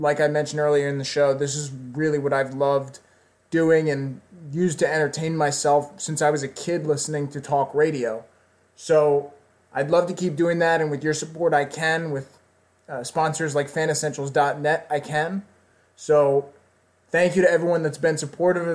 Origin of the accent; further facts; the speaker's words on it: Washington, District of Columbia, United States; moved away; live from Washington, D.C., my hometown.